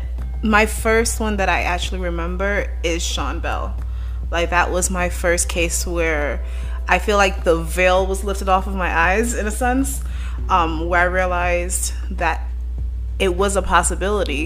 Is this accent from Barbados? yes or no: yes; Barbados; moved away; also born or lived in New York; I was raised in Barbados. So coming from Barbados in 2002